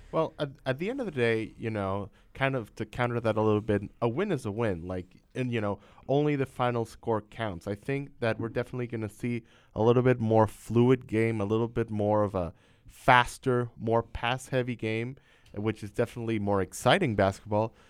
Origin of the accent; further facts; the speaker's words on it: Venezuela; moved away; also born or lived in Miami; I'm from Venezuela, South America